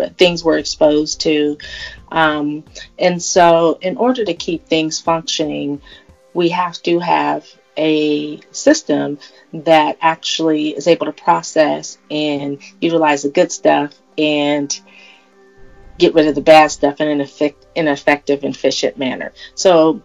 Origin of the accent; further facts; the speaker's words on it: California, United States; my home state of California